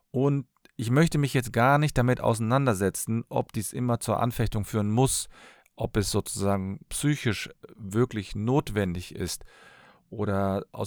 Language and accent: German; Cologne, North Rhine-Westphalia, Germany; Ich komme aus Köln und bin Fachanwalt für Familienrecht.